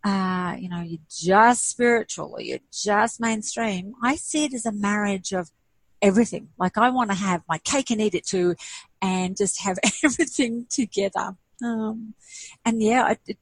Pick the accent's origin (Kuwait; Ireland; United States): Kuwait; moved away; I'm actually Greek Arabic and I was born in Kuwait